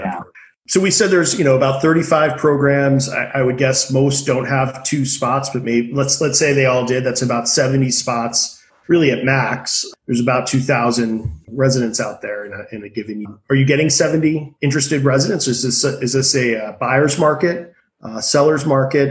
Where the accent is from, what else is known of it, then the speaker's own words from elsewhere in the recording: Massachusetts, United States; I grew up on the Mass Turnpike